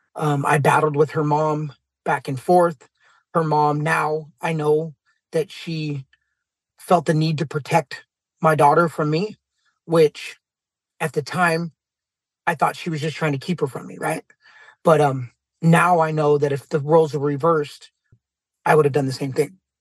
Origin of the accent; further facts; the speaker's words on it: San Jose, California, United States; I'm from San Jose, California